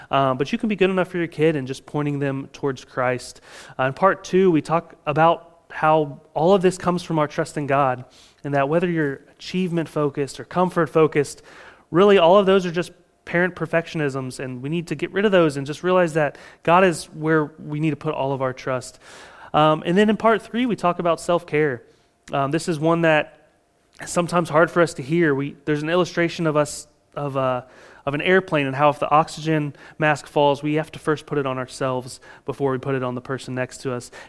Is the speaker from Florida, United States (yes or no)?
yes; Florida, United States; again, we're from Florida, and so it might be raining in your front yard and not in your backyard.